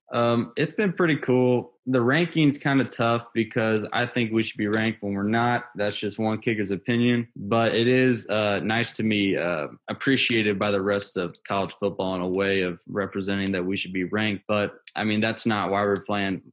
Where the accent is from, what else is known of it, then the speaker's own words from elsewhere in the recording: St. Louis, Missouri, United States; I'm I'm from St. Louis, so I, I'm I'm back home now